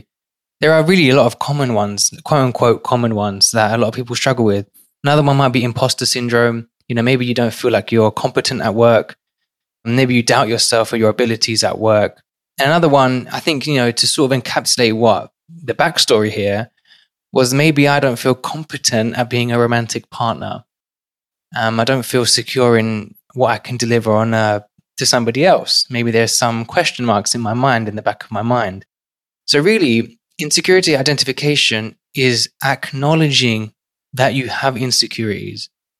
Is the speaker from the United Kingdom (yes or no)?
yes; London, United Kingdom; now in New York City, United States; growing up in one of London's most financially deprived and crime-ridden areas to today working in New York City